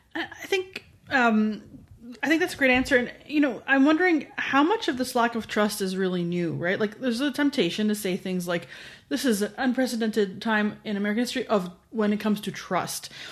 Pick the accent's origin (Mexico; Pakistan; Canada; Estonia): Canada; as a Canadian looking